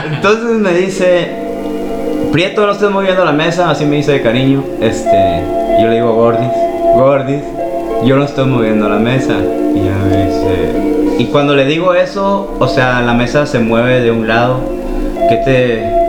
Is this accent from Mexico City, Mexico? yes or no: no; La Paz, Baja California Sur, Mexico; Yo soy de aquí de La Paz y vengo de la colonia Chametla